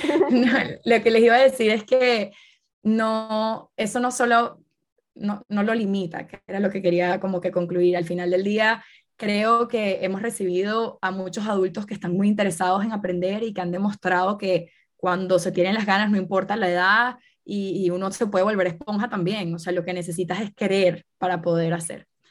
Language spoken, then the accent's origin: Spanish; Venezuela; yo soy de Venezuela